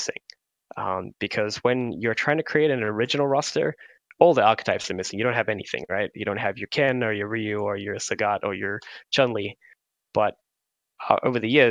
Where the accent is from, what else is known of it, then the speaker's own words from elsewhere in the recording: Australia; I'm from Australia